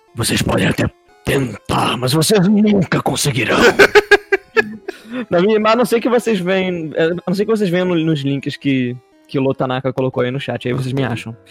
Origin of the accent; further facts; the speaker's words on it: Rio de Janeiro, Brazil; eu sou carioca, mas apesar de eu ser carioca